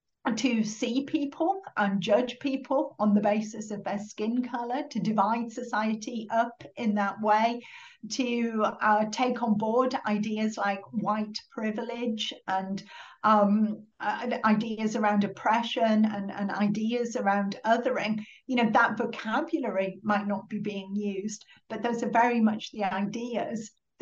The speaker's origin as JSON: {"language": "English", "town": "Middlesbrough", "region": "North East England", "country": "United Kingdom", "tie": "born or raised there", "said": "So I'm from Middlesbrough, Captain Cook was from Middlesbrough. You know, we didn't have a lot growing up in Middlesbrough in the 1980s"}